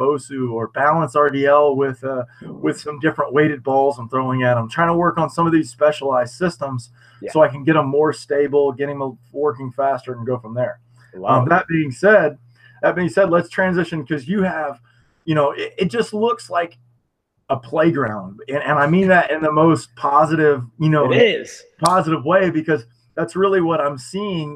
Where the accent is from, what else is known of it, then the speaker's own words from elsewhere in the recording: United States; us being American